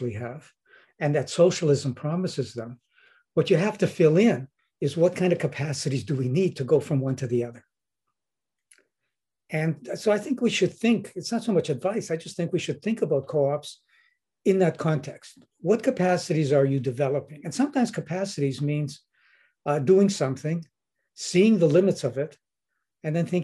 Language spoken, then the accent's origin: English; Winnipeg, Manitoba, Canada; I'm from Winnipeg